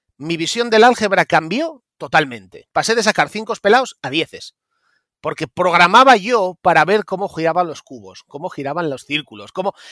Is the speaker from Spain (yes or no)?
yes; Mieres, Asturias, Spain; now in Oviedo, Spain; yo nací en Mieres, en concretamente en Riturbio. En Río Turbio, bueno, un pueblo que está a 3 kilómetros de Mieres, cuenca minera a full, un pueblo lleno de mineros, muchos niños, ahora ya no queda casi nadie. Y bueno, pues eh, me crié allí hasta los nueve años